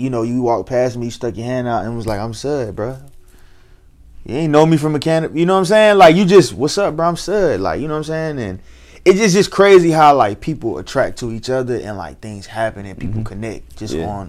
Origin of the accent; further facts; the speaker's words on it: Columbia, South Carolina, United States; I'm from Columbia.